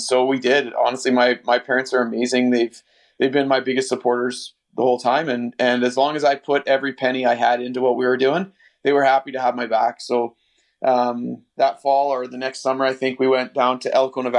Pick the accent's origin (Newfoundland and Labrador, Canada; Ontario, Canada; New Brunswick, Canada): Ontario, Canada; Northern; Northern Ontario, we're way up in the middle of nowhere. My dad was a logger, and we lived just in a tiny little house